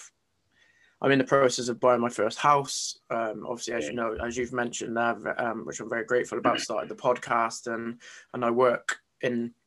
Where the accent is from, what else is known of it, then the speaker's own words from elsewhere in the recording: Gloucester, South West England, United Kingdom; I'm from Gloucester, so in the southwest of England